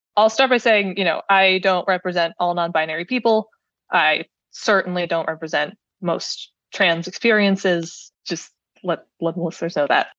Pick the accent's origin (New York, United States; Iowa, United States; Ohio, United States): Ohio, United States; Cleveland; I am from Cleveland.